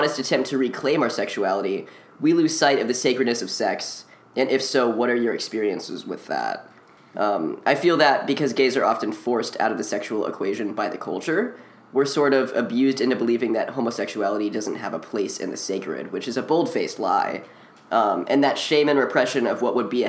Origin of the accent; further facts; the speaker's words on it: Midwest, United States; growing up in the Midwest